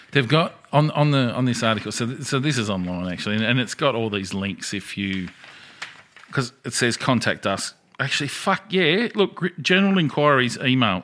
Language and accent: English; Australia; as an Australian citizen